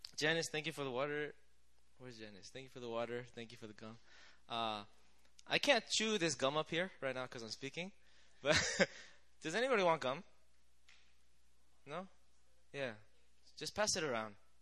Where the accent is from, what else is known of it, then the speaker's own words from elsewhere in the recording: United States; I grew up in the States